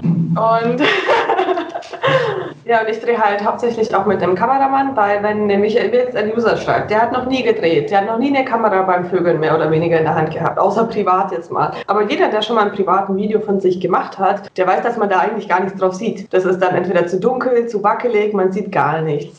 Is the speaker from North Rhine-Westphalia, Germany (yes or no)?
no; near Munich, Bavaria, Germany; Also ich komme, wie gesagt, aus Bayern, Nähe München.